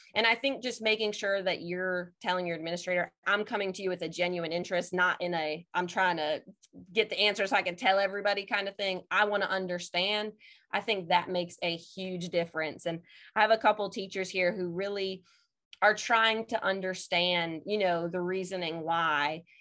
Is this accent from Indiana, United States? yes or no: yes; Indiana, United States; moved away as an adult; also born or lived in New Jersey / Mississippi; now in Madison, Mississippi, United States; I am originally from Indiana, went to college in New Jersey